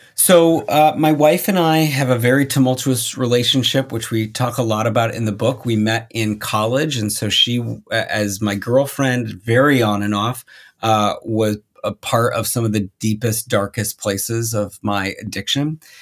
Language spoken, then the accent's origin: English; Minnesota, United States; moved away as an adult; I grew up in Minnesota